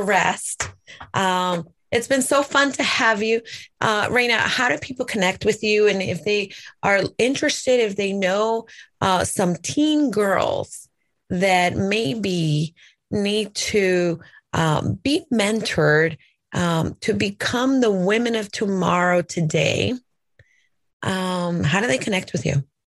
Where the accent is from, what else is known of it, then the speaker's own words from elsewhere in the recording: El Salvador; English is a second language; moved away; I was born in El Salvador. My dad is American, so he would, you know, speak to us in English